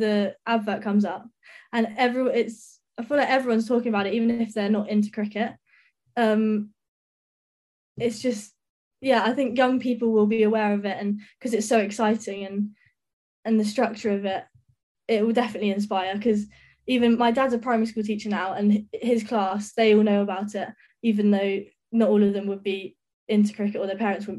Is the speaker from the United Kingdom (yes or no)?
yes; Brighton, South East England, United Kingdom; I'm from Brighton